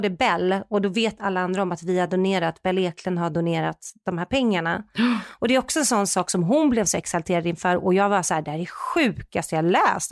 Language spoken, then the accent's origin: Swedish; Sweden; vi är ju svenskar